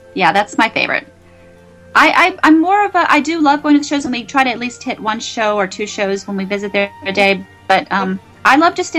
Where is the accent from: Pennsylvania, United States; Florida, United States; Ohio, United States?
Florida, United States; Daytona Beach; also born or lived in Orlando; I grew up in Daytona Beach and Central Florida, Orlando area